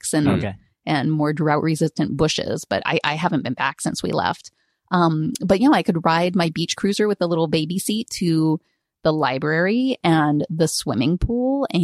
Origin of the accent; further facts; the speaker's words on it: California, United States; moved away as an adult; also born or lived in Santa Barbara, California / Albany, California / Seattle, Washington; now in Portland, United States; We moved when I was a kid from Santa Barbara up to Northern California, to Albany in the East Bay